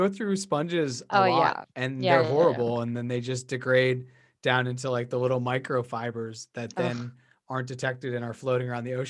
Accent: Beverly, United States; You know, I was raised in Beverly. Yeah. I love the ocean.

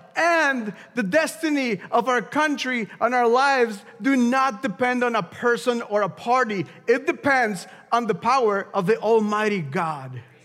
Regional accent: Mexico; moved away; I'm from Mexico

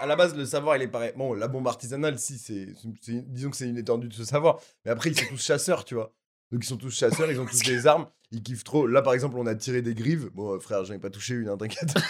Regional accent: Paris, Île-de-France, France; also born or lived in Corsica; j'ai grandi à Paris dans le 7ème

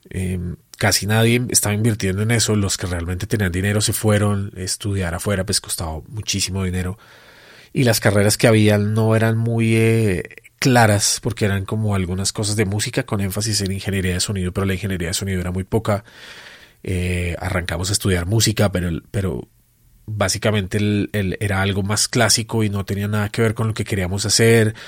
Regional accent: Colombia

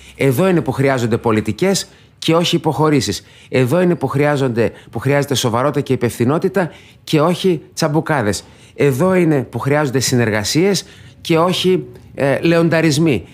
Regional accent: Thessaloniki, Central Macedonia, Greece; moved away as an adult; also born or lived in Belgium; Γεννήθηκα στη Θεσσαλονίκη, μεγάλωσα στο κέντρο

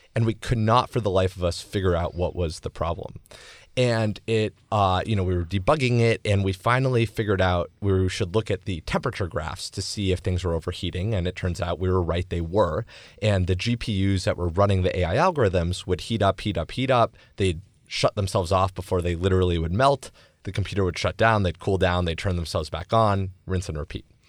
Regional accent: Los Angeles, California, United States; I grew up in Los Angeles

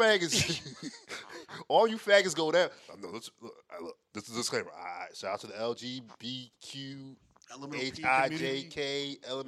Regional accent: United States; I'm Jamaican descent, but I'm American

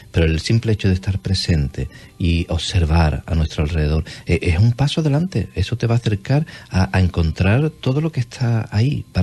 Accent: Cádiz, Andalusia, Spain; accent: gaditano, andaluz; tengo el acento gaditano

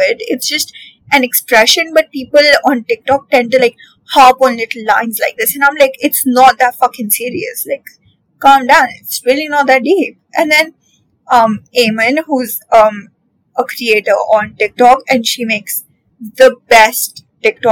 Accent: India; especially as an Indian

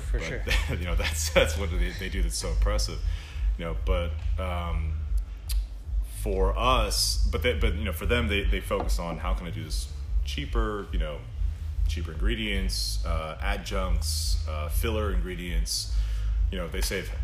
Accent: Houston, Texas, United States; now in Austin, United States; I grew up in Houston, moved to Austin in 2003

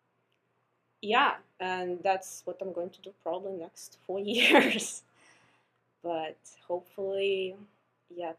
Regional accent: Russia; now in United States; So I'm an international student. I'm coming from Russia

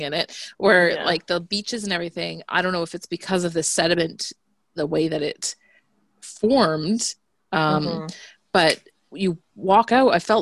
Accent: Georgetown, Ontario, Canada; moved away; I grew up in Georgetown, Ontario, which we still have family that live there

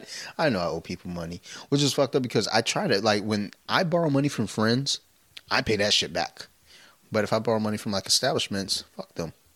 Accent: Detroit and Flint, Michigan, United States; moved away; also born or lived in Delaware / Columbia, Maryland; I was like in Detroit and then Flint, both were like predominantly black.

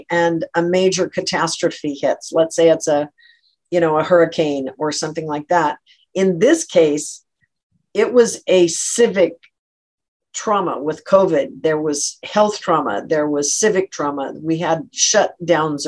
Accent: Eastern Washington, United States; when I grew up in Eastern Washington

